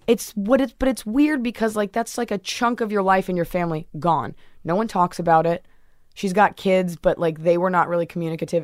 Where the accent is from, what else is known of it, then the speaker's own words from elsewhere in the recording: Dallas, Texas, United States; moved away as an adult; also born or lived in New York City; now in Los Angeles, United States; and then when I was, like, eight months old, we moved to Dallas